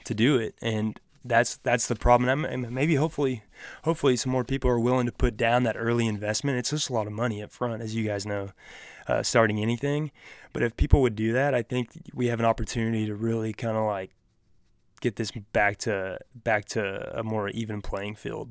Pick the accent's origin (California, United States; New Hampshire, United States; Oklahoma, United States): Oklahoma, United States; down here in Oklahoma